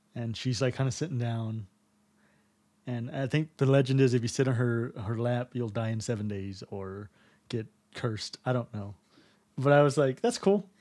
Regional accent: Texas, United States; I'm from Texas.

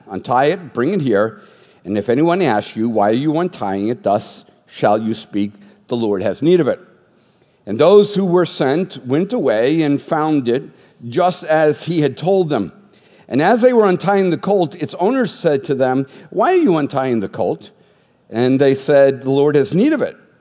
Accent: Boston, Massachusetts, United States; I was raised Catholic in the Boston area

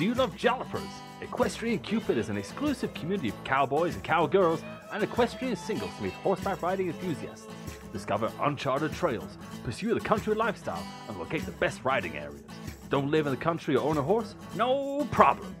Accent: England, United Kingdom; accent: posh English (Hugh Grant type)

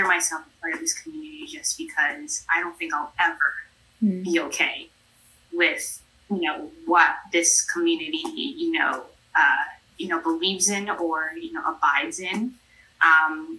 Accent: New York City, New York, United States; I was raised in New York City

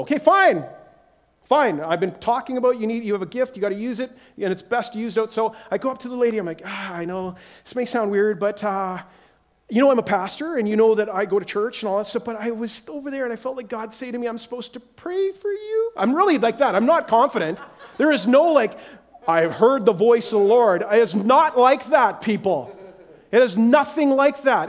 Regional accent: Whitehorse, Yukon, Canada; moved away; I'm again from Whitehorse, Yukon, is my original where we came from

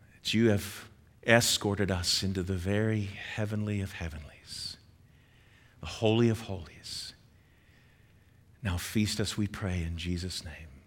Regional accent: United States

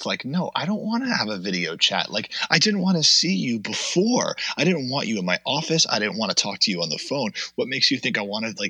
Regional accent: Coral Springs, Florida, United States; also born or lived in North Hollywood, California / Queens, New York; So I was born in North Hollywood, California, and quickly moved to Queens, New York when I was five, before I turned five. Kind of lived bi-coastally as a child, but only because of divorce, not because of money. Then grew up in South Florida in Coral Springs

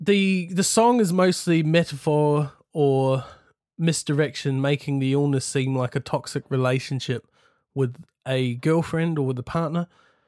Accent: New Zealand; now in United Kingdom; Because I had a really tough time when I first got here fitting in, because I was very manly from New Zealand, going to cut down all the trees, lumberjack sort of thing.

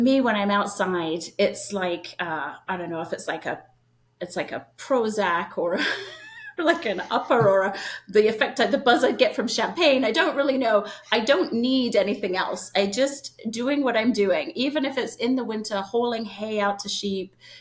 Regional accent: London, United Kingdom; moved away as an adult; now in United States; I tell everyone I grew up in London, England. I actually spent the first 5-6 years of my life in the countryside, right outside of London

